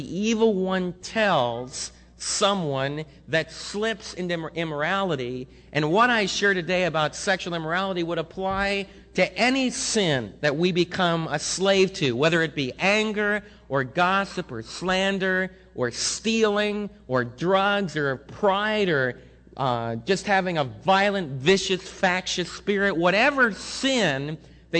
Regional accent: United States; we as American believers

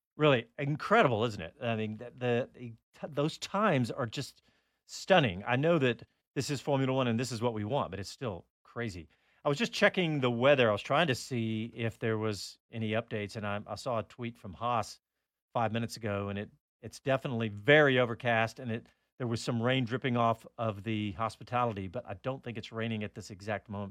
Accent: Austin, Texas, United States; here in my hometown

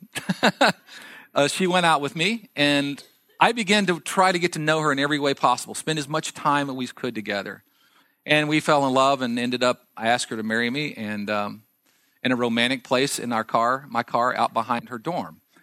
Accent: Texas, United States; I grew up in Texas, in a small farming and ranching community

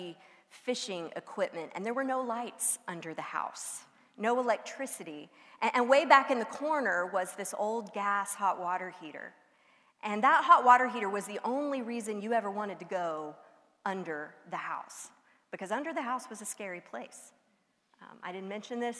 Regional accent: outside the Houston area, Texas Gulf Coast, United States; I grew up outside the Houston area, but close enough to the coast to just drive down to the beach for a weekend

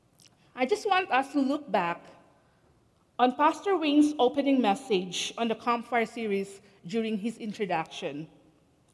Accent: Philippines; moved away as an adult; now in Canada; I came to Canada 17 years ago. Originally, I'm from the Philippines

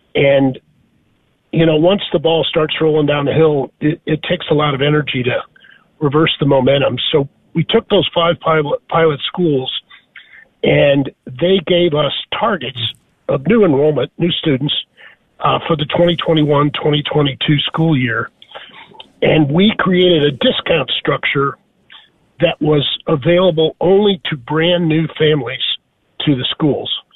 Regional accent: St. Louis, Missouri, United States; moved away; also born or lived in Dallas; I grew up in St. Louis, Missouri

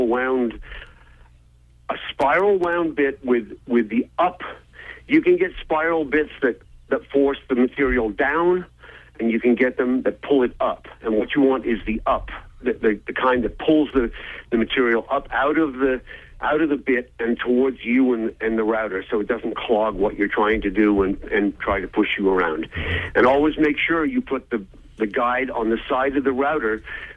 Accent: United Kingdom; moved away; Being of British origin

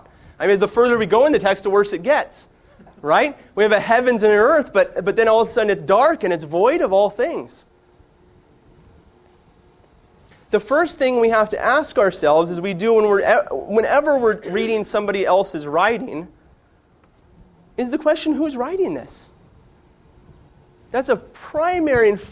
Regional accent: California, United States; now in Front Royal, United States; I am from California

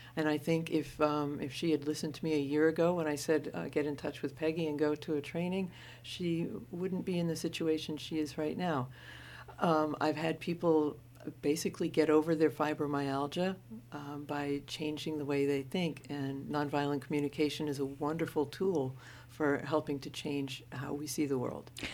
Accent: Maine, United States; also born or lived in Portland, Oregon; I was born in Maine. I'm a Mainer.

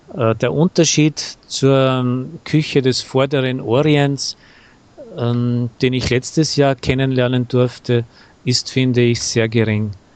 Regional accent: Salzburg, Austria; Ich habe gesagt, aus Salzburg.

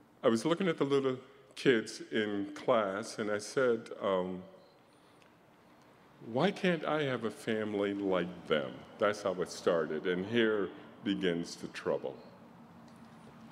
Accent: Washington, District of Columbia, United States; I was born in Washington, D.C.

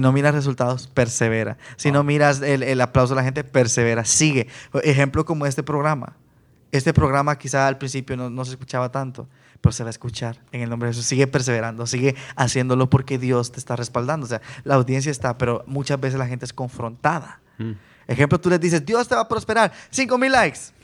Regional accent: Guatemala; yo de Guatemala

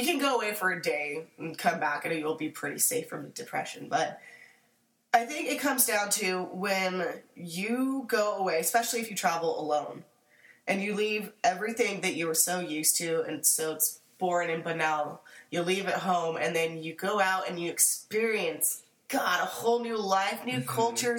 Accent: California, United States; I'm from California.

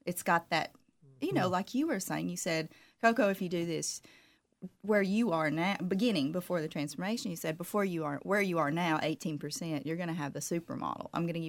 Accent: Southern United States, United States; Of course, now I'm from the South, so I try to always put on makeup

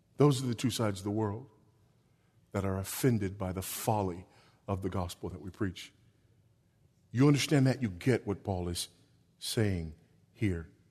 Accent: Los Angeles, California, United States; now in Texas, United States; I'm a Los Angelino by birth

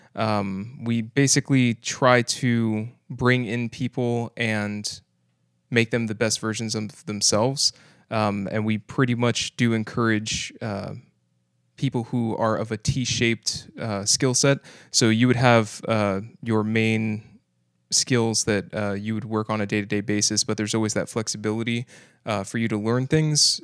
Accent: Kissimmee, Florida, United States; I grew up basically in Kissimmee, uh, for most of my life

